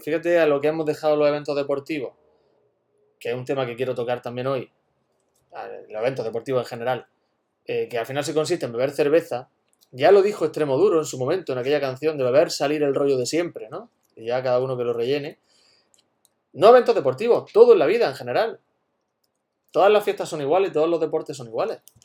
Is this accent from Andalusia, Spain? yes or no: yes; Güéjar Sierra, Andalusia, Spain; en Huejar Sierra, en mi pueblo